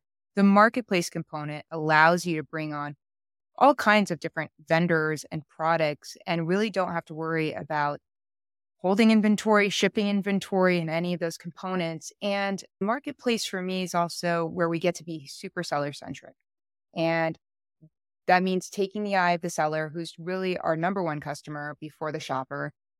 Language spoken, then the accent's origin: English; Paris, Île-de-France, France; now in United States; I'm originally born and raised in Paris, France. I have lived all over the world just alone in the last 18 years. We've moved 11 times.